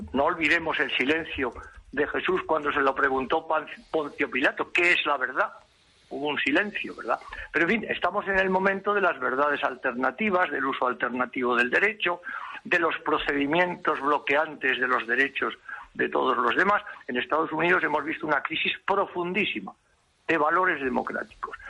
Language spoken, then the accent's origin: Spanish; Spain; Yo, como español, como profesional, como diplomático